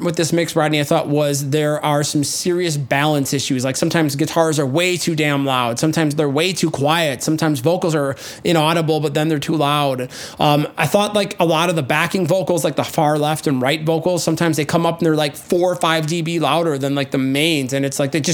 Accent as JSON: {"language": "English", "region": "Midwest", "country": "United States", "said": "I'm from the Midwest. That's how we say ah instead of oh."}